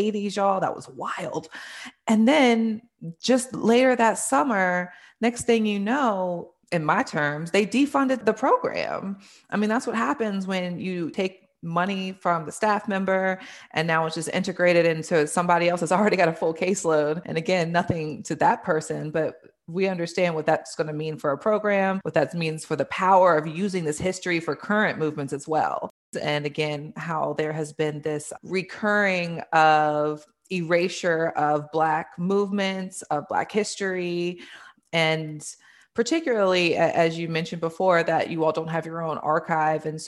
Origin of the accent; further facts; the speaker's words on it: Richmond, Virginia, United States; I grew up in Richmond. Richmond is my home